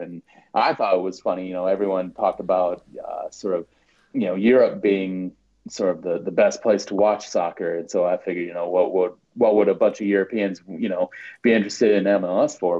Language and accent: English; South Dakota, United States; moved away; also born or lived in Washington, District of Columbia, United States; I was born and raised in South Dakota uh, lived in DC for about 10 years